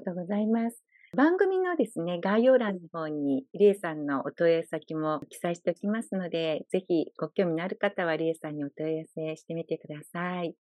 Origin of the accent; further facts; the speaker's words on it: Fukuoka, Japan; 私、実家が福岡なんですね